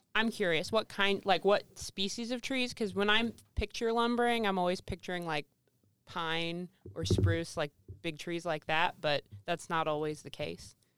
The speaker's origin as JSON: {"language": "English", "country": "United States", "said": "me being an American"}